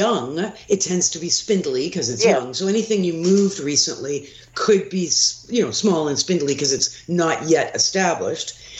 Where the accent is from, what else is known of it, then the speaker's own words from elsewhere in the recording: Toronto, Ontario, Canada; I actually grew up on a ravine in the Don Valley